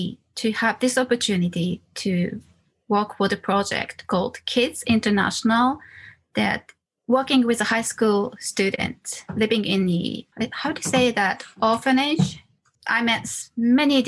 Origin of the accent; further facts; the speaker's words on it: Wakayama, Japan; moved away as an adult; also born or lived in Osaka; I'm from Wakayama Prefecture. I was born in a very small Inaka countryside and grew up